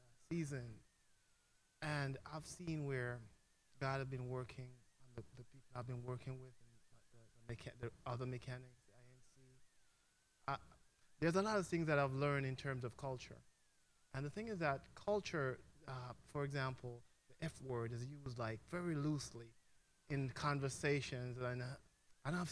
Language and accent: English; Jamaica; moved away; I'm from Jamaica. I don't know if my accent gives it away